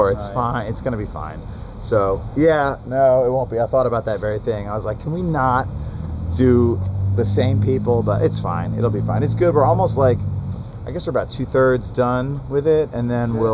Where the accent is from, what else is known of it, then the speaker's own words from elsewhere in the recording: Atlanta, Georgia, United States; We're from Atlanta.